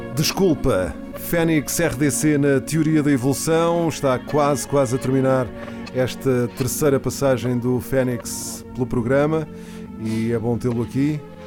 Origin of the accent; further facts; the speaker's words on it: Portugal; Eu nasci, nasci cá, mas sou espanhol.